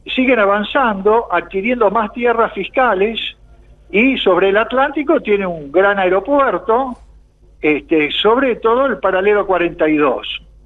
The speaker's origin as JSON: {"language": "Spanish", "country": "Argentina", "said": "como argentinos"}